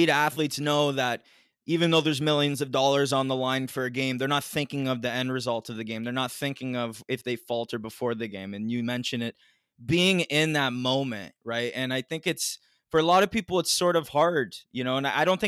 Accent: Ontario, Canada; I'm from Ontario

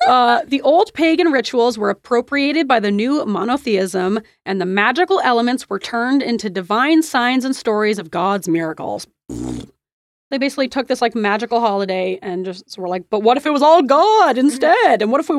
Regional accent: United States

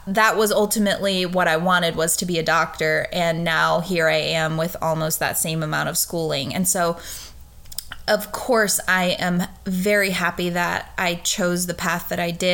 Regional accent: just outside of Richmond, Virginia, United States; I grew up in Virginia, and I think when a lot of people hear Virginia, like they immediately think of Northern Virginia, and I grew up just outside of Richmond

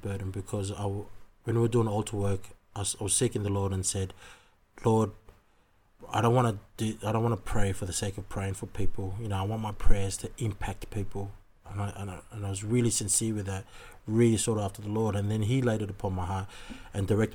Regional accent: Sydney, New South Wales, Australia; I was born and raised in Sydney, Australia, and my parents are originally

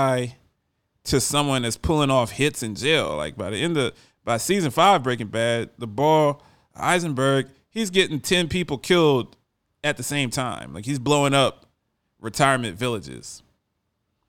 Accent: Baltimore, Maryland, United States; I grew up in Baltimore

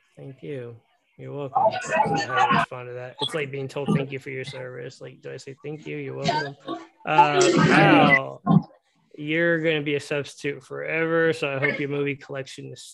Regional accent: Texas, United States; I'm from Texas.

